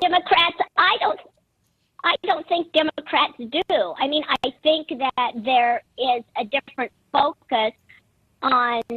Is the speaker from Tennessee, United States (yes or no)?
no; Spokane, Washington, United States; I'm actually from Spokane